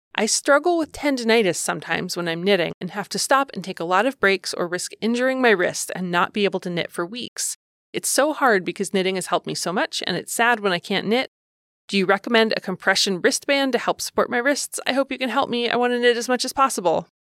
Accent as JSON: {"language": "English", "region": "Ohio", "country": "United States", "tie": "born or raised there", "said": "I grew up in Ohio"}